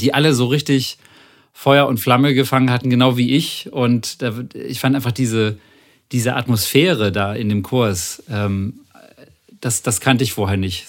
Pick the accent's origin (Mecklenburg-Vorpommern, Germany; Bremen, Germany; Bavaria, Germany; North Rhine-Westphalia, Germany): Bremen, Germany; ich komme aus Bremen